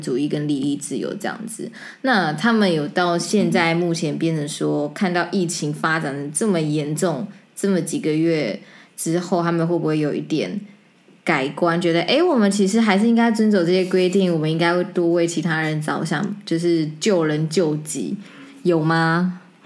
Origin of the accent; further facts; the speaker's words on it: Taiwan; 所以我觉得我回到台湾呢，我觉得非常非常的 surprise